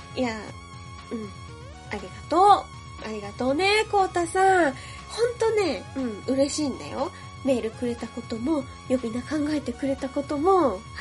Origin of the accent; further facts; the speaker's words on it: Yokohama, Kanagawa, Japan; 私ね、喫水の浜っ子なので、横浜生まれの横浜育ちです